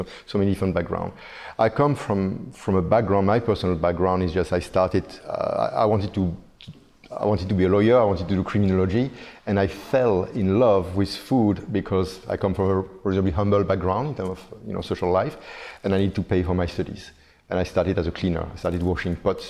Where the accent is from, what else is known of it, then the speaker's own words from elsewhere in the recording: Belgium; moved away as an adult; now in Singapore; I'm originally from Belgium. I've been living in Singapore for the past 20 years.